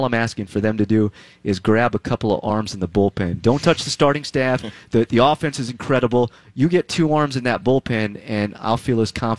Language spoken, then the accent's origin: English; Southern California, United States; moved away; Originally, Southern California.